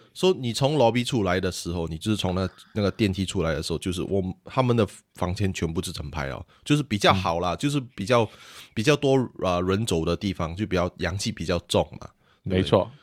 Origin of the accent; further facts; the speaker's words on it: Singapore; 我们是来自新加坡，比较， 比较多人讲英文